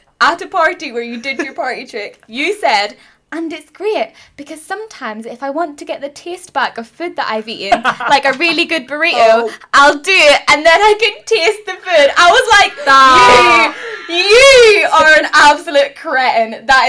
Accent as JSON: {"language": "English", "region": "Northern Ireland", "country": "United Kingdom", "accent": "mild Northern Irish", "said": "this is literally the mildest form of Northern Irish you're ever going to hear."}